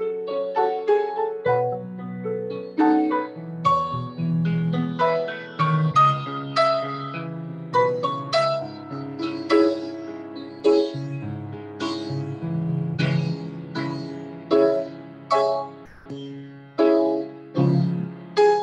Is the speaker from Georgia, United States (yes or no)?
no; Maine, United States; Maine, my home state